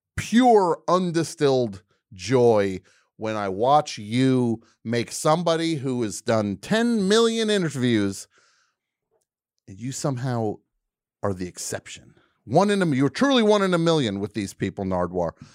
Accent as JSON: {"language": "English", "region": "New Jersey", "country": "United States", "said": "I am from New Jersey."}